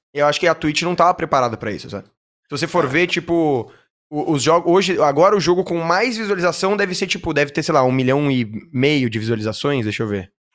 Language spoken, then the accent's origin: Portuguese; São Paulo, Brazil; eu sou nascido e, e morei a minha vida inteira em São Paulo